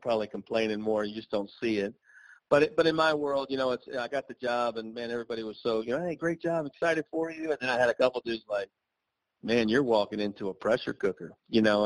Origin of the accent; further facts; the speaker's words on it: Myrtle Beach, South Carolina, United States; I grew up in Myrtle Beach, and I love the area